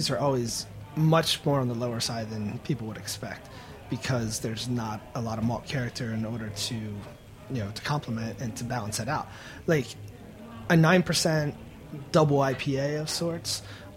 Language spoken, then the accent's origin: English; Baltimore, Maryland, United States; I'm a dude from Baltimore